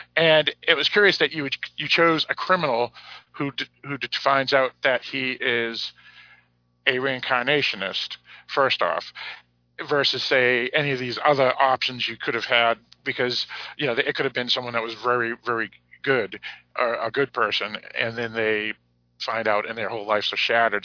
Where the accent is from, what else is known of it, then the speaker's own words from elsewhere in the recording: United States; I'm American.